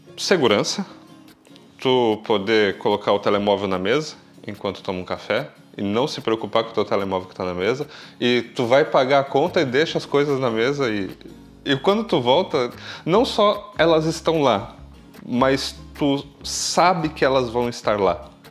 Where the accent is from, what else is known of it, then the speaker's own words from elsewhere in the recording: São Paulo, Brazil; moved away as an adult; now in Braga, Portugal; eu tenho 36 anos e venho do Brasil, São Paulo.